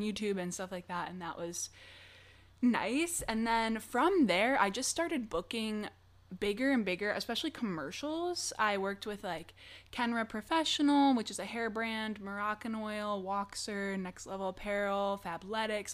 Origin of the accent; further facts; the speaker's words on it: Michigan, United States; moved away as an adult; now in Los Angeles, United States; I am originally from Michigan, and so I moved here in August of twenty twenty